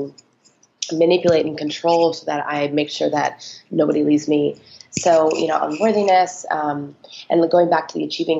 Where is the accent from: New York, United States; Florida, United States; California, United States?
California, United States; Phelan; now in Los Angeles, United States; I actually grew up in a tiny little desert town